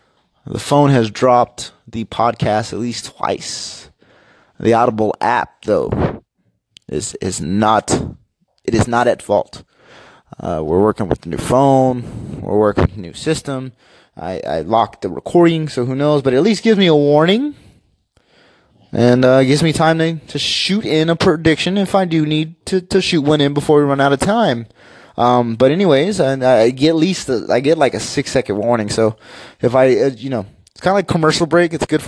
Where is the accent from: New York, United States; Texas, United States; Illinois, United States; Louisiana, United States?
Texas, United States; Seguin; I'm from Seguin, little city of Seguin, Texas. We've got a team here called the Matadors.